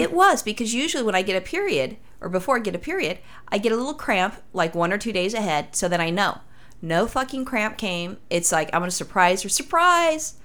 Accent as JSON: {"language": "English", "town": "Los Angeles", "region": "California", "country": "United States", "said": "I'm from Los Angeles"}